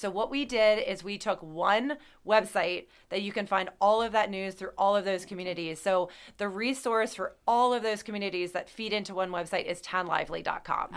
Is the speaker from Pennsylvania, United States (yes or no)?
yes; Mount Joy, Pennsylvania, United States; also born or lived in Lancaster, Pennsylvania; I grew up in uh, uh, Lancaster County. I grew up in Mount Joy